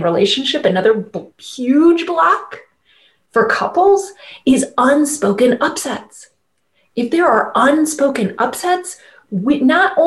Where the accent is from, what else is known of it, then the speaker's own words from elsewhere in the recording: Midwest, United States; I grew up conservative family in the Midwest